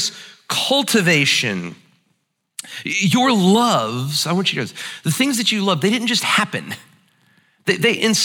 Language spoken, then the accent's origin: English; United States; pride and being an American